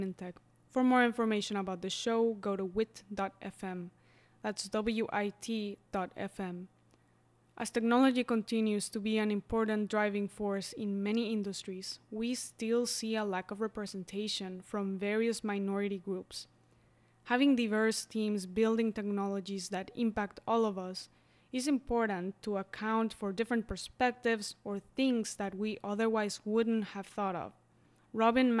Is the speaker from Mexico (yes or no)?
yes; Mexico; I'm from Mexico and we have Indigenous communities